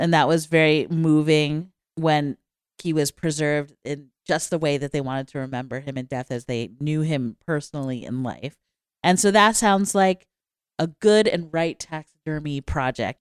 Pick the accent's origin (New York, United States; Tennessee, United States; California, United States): New York, United States; when I was a little kid growing up in New York